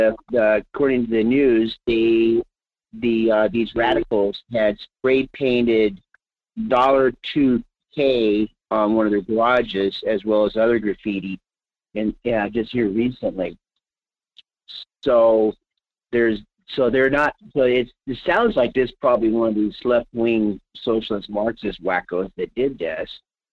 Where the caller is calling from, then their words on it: Palmer, United States; from Palmer.